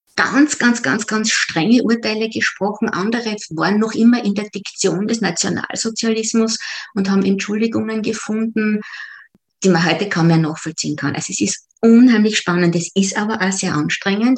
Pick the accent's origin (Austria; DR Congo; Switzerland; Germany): Austria; Upper Styria; moved away as an adult; also born or lived in Vienna; now in Jerusalem, Israel; Ich komme aus der Obersteiermark, aus einem kleinen Ort.